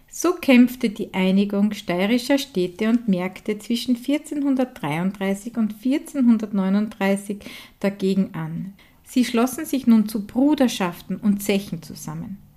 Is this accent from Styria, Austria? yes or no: yes; Hartberg, Styria, Austria; born or raised there